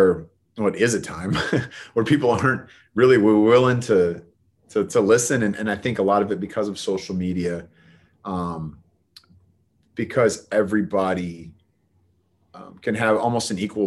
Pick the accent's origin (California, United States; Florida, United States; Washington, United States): California, United States; Bay Area; I'm from the Bay Area